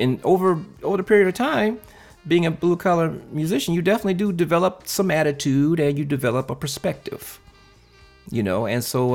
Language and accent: English; Compton, California, United States; I am a California native, actually straight out of Compton